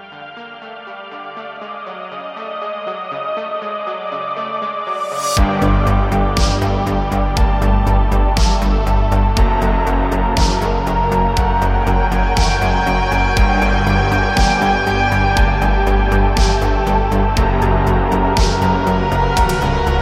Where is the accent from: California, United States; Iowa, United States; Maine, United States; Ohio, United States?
Ohio, United States; moved away; just outside my hometown